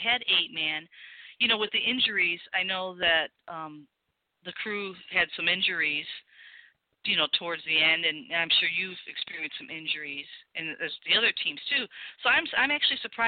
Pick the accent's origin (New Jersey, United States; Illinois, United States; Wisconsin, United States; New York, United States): Illinois, United States; Chicago; I'm from Chicago. So I kind of – you know, I have that little ka sound